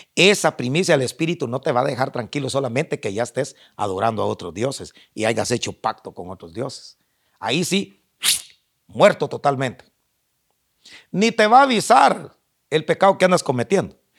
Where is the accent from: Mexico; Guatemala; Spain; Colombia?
Guatemala; accent: chapín; yo como soy chapín, Hablo como chapín